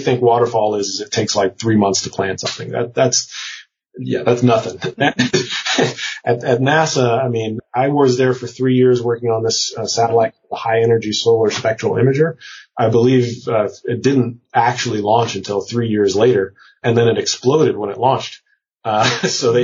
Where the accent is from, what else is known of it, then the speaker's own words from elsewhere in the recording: Prince George's County, Maryland, United States; moved away as an adult; also born or lived in Cambridge, Massachusetts; I was coming from PG County, Maryland, which, PG, my hometown's like, you know, 95% black.